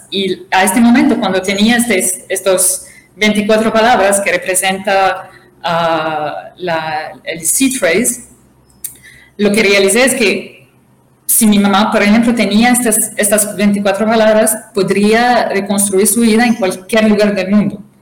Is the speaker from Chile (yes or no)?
no; Tripoli, Tripoli District, Libya; also born or lived in Brazil / Canada; Yo, la realidad, nací en Brasil, pero crecí